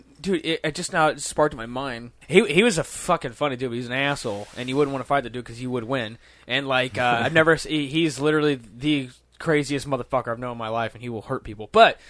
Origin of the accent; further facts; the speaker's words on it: Boston, Massachusetts, United States; born there; moved away; Where I would go to the fucking bar and I was born in Boston, but then I moved here for work.